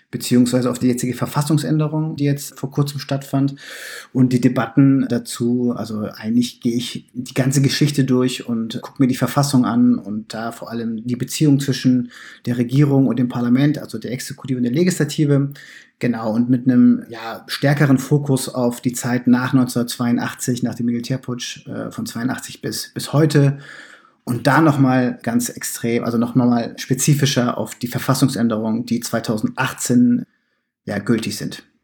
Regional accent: Bremen, Germany; also ich bin ja äh, in Bremen geboren und aufgewachsen und da kommt man nicht drum herum, Werder Bremen-Fan zu werden.

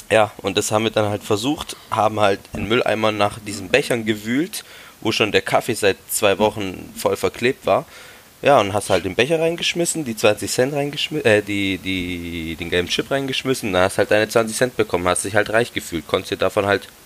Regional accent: Italy; aber wir, arme Kinder natürlich, weil wir sind ja Italiener

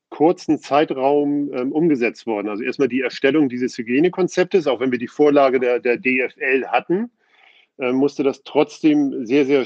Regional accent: Hamburg, Germany; born there; Ähm, komme ja gebürtig aus Hamburg und dann muss man sich ja irgendwann entscheiden.

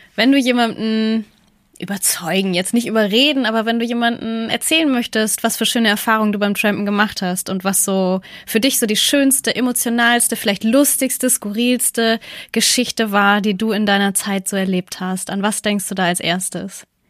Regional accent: Northern Germany, Germany; als Norddeutsche

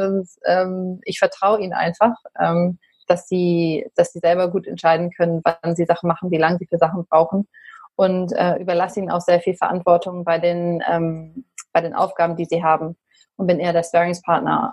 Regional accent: Berlin, Germany; ich komme auch aus Berlin.

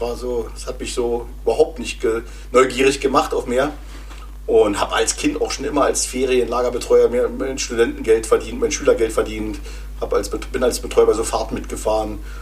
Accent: GDR, East Germany, Germany; Also ich bin ja noch äh, in der DDR groß geworden

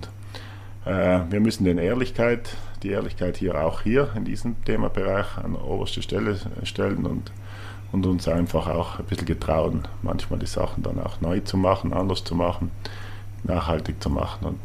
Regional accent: Trentino-Alto Adige, Italy; Und alles das hat er damals aufgezählt und alles war für uns selbstverständlich oder für mich als Südtiroler irgendwie.

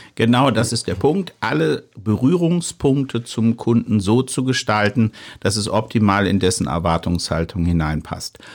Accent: near Mainz, Rhineland-Palatinate, Germany; Ich komme ja aus der Region, ich komme aus der Nähe von Mainz

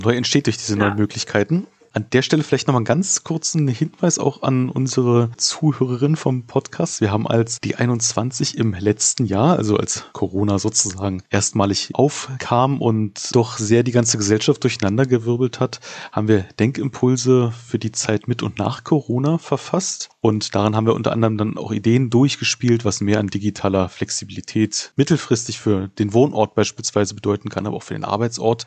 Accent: Berlin, Germany; als Berliner, der ich auch bin

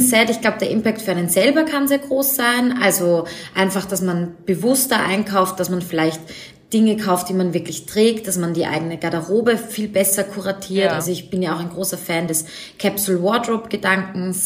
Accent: Vienna, Austria; Ich komme aus Wien

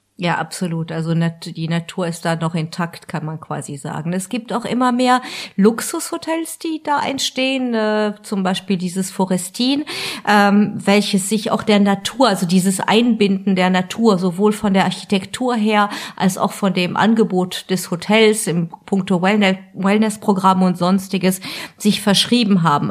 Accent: Alsace, Grand Est, France; als Elsässerin

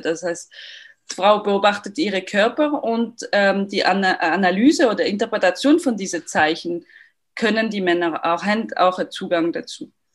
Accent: Lausanne, Vaud, Switzerland; accent: French; German is a second language; moved away; Ich bin aus Lausanne ursprünglich, deswegen mein, mein französischer Akzent

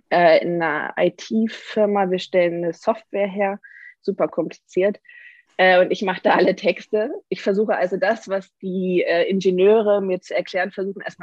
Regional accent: Hamburg area, Germany; also born or lived in Freiburg; now in Nuremberg, Germany; Ähm, ich bin eigentlich äh, gar nicht aus Nürnberg. Ich komme eigentlich aus der Nähe von Hamburg, das heißt ein Nordlicht, das sich nach Süddeutschland verirrt hat. Ähm, ich habe in Freiburg studiert

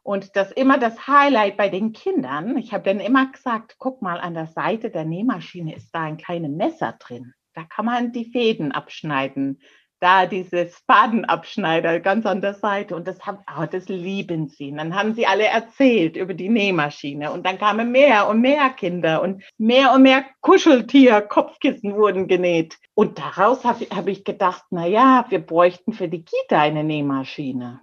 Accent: Canada; German is a second language; now in Germany; bei mir auf der kleinen Insel, wo ich groß geworden bin

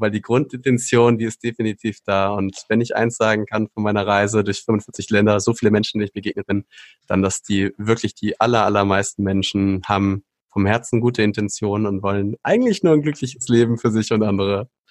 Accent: Schleswig-Holstein, Germany; moved away as an adult; now in Hesse, Germany; bin aber gebürtiger Norddeutscher, also dort oben, wo es richtig flach ist, kalt, windig, zügig, ähm, viel Regen. Dort bin ich aufgewachsen in Schleswig-Holstein

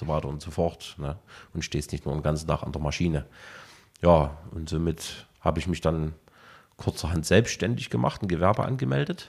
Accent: Saxony, Germany; also born or lived in Leipzig; 89 war ein sehr, sehr geburtenstarkes Jahr bei uns, äh, zumindest bei uns in, in, in Sachsen gewesen.

